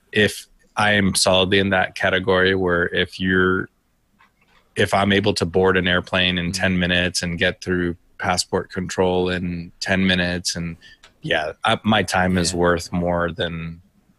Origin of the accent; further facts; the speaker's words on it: United States; also born or lived in United Kingdom; being an American living in the UK